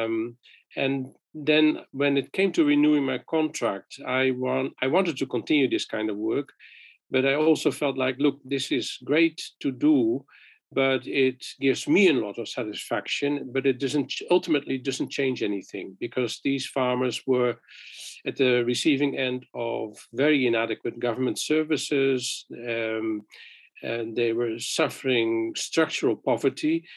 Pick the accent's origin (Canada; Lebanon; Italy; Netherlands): Netherlands; moved away as an adult; also born or lived in Philippines; I'm from Holland.